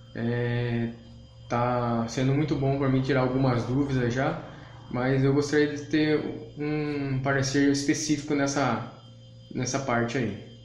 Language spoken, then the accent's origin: Portuguese; interior of São Paulo, Brazil; sou do interior de São Paulo